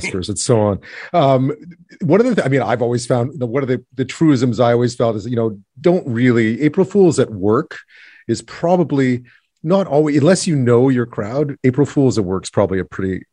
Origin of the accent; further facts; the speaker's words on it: Quebec, Canada; I grew up in Quebec